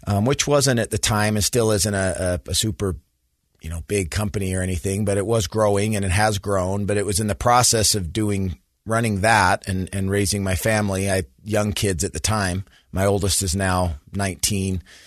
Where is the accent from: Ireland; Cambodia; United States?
United States; Sandy, Utah; I grew up in Sandy, Utah, so went to Skyline High School, graduated from the University of Utah.